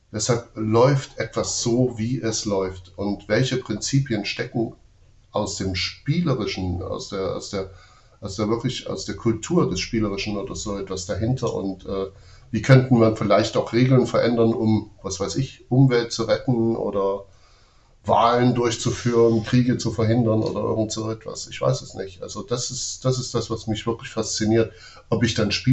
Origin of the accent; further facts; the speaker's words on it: East Germany, Germany; Also ich bin in der DDR groß geworden und aufgewachsen mit der Sichtweise der Dialektik als marxistische Methode.